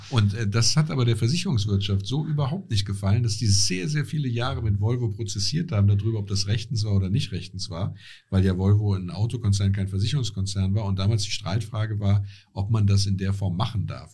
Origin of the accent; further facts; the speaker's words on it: Essenheim, Rhineland-Palatinate, Germany; ich komme aus Essenheim